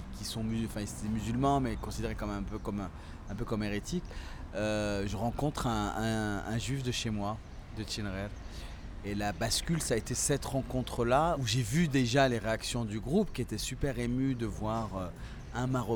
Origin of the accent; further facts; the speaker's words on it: France; moved away as an adult; also born or lived in Tinghir, Morocco / Paris, France; now in Marrakech, Morocco; j'ai quitté le Maroc à 6 mois. Donc aujourd'hui j'ai 41 ans et donc, euh, mon père avait immigré euh, en France déjà avant, euh, dès 1968, et il nous a fait venir avec ma mère par regroupement familial en 1977. Et donc, moi, j'ai vécu une enfance typiquement française, dans la France profonde, à la campagne